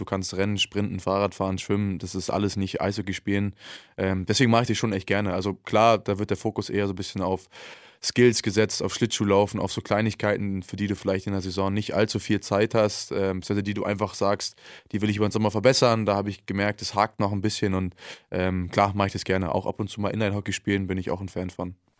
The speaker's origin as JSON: {"language": "German", "region": "Berlin", "country": "Germany", "tie": "born or raised there", "moved": "yes", "said": "Ich, ich bin Berliner"}